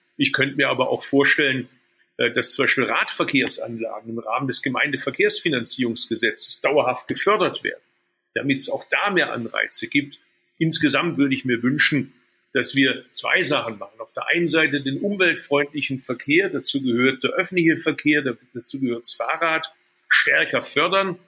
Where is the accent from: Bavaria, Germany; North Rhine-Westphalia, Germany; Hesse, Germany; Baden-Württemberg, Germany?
Baden-Württemberg, Germany; Swabia; moved away as an adult; also born or lived in Berlin; als Schwabe